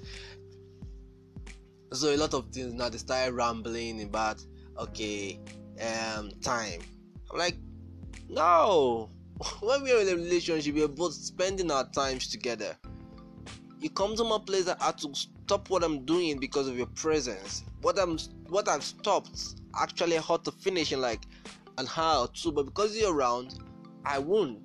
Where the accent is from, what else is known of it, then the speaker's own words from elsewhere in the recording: Nigeria; I'm from Nigeria